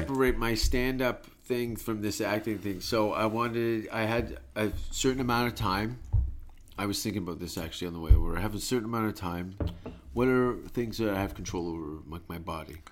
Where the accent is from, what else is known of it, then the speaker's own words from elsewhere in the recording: Hamilton, Ontario, Canada; moved away; I was born in Hamilton, Canada